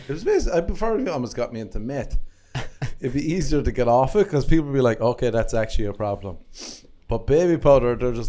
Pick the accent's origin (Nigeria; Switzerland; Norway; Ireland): Ireland; moved away as an adult; now in United States